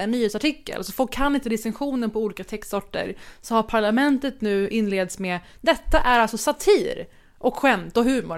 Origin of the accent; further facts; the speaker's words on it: Sweden; also born or lived in Middle East; now in Copenhagen, Denmark; Jag är svensk och från Mellanöstern.